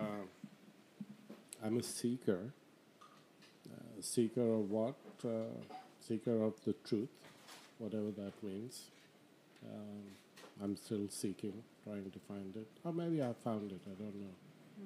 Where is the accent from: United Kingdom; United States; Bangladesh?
Bangladesh; moved away as an adult; also born or lived in Abu Dhabi, United Arab Emirates; now in Canada; I'm from Bangladesh